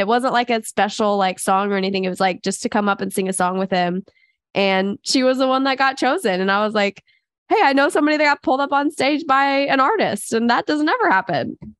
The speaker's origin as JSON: {"language": "English", "region": "Kansas", "country": "United States", "tie": "born or raised there", "said": "go out of Kansas and do something really cool, because I love Kansas. It's always going to be like my home state."}